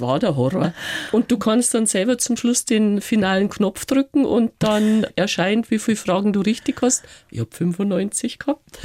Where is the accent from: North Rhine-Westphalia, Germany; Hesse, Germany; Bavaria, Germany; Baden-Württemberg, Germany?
Bavaria, Germany; Reisbach; also born or lived in China; in meinem Heimatort mhm. in Reisbach.